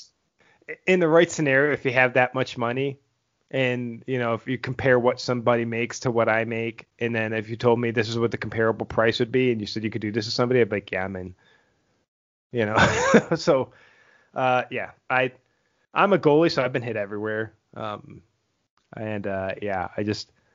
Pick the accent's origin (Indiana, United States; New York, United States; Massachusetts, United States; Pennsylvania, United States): New York, United States; Buffalo; growing up in Buffalo